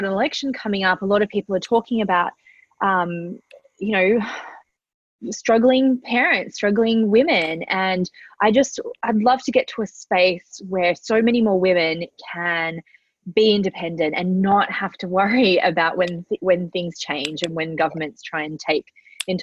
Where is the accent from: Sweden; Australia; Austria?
Australia; Central Coast, New South Wales; also born or lived in Manly, Sydney; So I was born in Manly in Sydney. I grew up on the Central Coast.